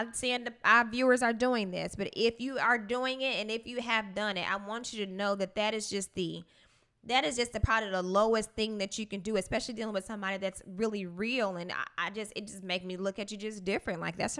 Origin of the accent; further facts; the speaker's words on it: Pine Bluff, Arkansas, United States; People have this synopsis of, you know, I'm from Pine Bluff and sometimes I act like a little dude.